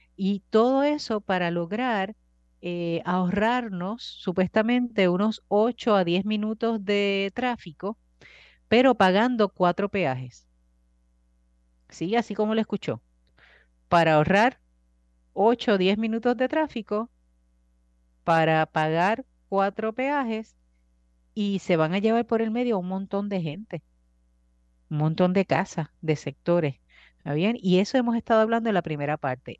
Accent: Bayamón, Puerto Rico; Yo soy de Bayamón, conozco las rutas

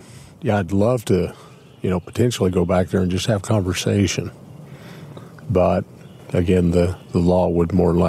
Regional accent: Clinton County, Indiana, United States; moved away as an adult; now in Carroll County, United States; Actually, I grew up in Clinton County, the next county south of us here

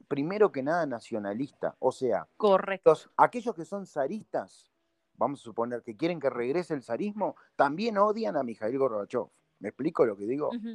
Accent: Uruguay; yo digo que soy de Uruguay

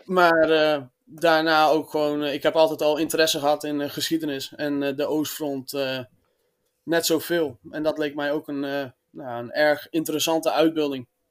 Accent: Friesland, Netherlands; Ik eh, kom uit Friesland.

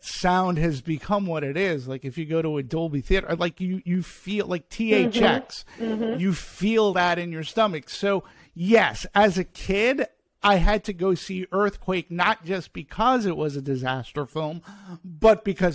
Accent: Peabody, Massachusetts, United States; moved away; I'm from Peabody, to be specific, about Boston, which is about 20 miles north of Boston

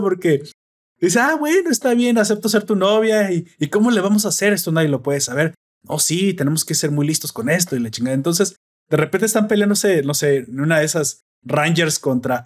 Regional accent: Mexico; a mí como hispano, mexicano, ciudadano de internet moderno

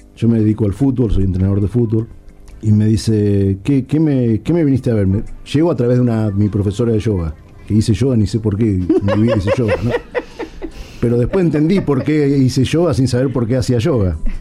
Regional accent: Santiago del Estero, Argentina; nosotros somos todos en Santiago del Estero.

